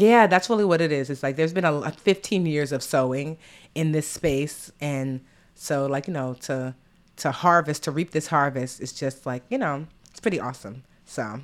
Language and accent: English; United States; I'm, you know, born and raised here